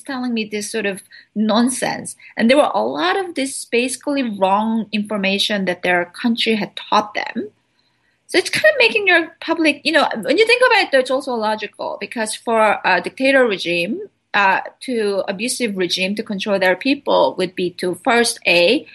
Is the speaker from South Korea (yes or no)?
yes; South Korea; moved away; I was raised in South Korea. I mean, I spent my childhood in South Korea.